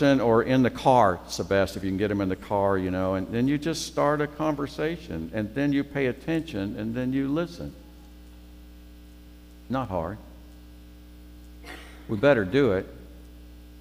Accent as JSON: {"language": "English", "town": "Memphis", "region": "Tennessee", "country": "United States", "moved": "yes", "said": "Mike Barton and I are from Memphis"}